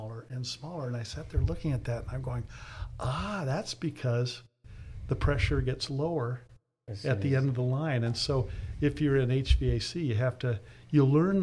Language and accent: English; San Diego, California, United States; I grew up here in San Diego. We moved here when I was 10, back when it was fairly country